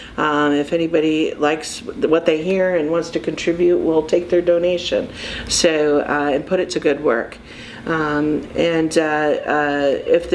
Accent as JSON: {"language": "English", "town": "Findlay", "region": "Ohio", "country": "United States", "tie": "born or raised there", "also_born_or_lived": "Michigan", "moved": "yes", "said": "This Findlay's my hometown. I was gone for almost 30 years and working and living in Michigan, and I'm just really grateful to be back home"}